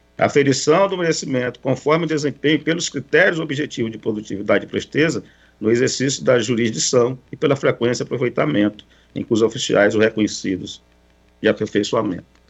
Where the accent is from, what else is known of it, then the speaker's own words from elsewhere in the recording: Cruzeiro do Sul, Acre, Brazil; Cruzeiro do Sul, que é minha terra natal, no interior do Acre